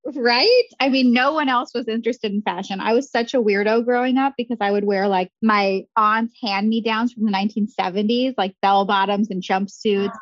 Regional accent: Grand Forks, North Dakota, United States; now in Chicago, United States; I grew up in Grand Forks, North Dakota

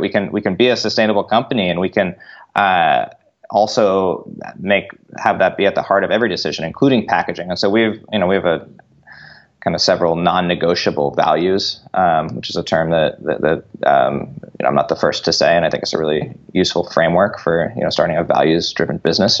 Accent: Northern California, United States; We grew up in Northern California

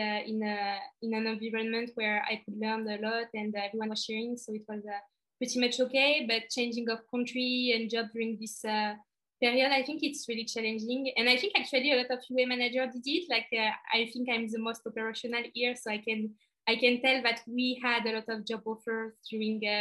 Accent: France; English is a second language; I'm back in France. I think that's why my accent is getting even worse

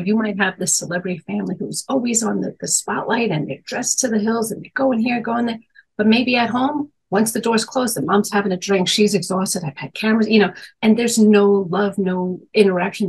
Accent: New York, United States; I grew up in Manhattan

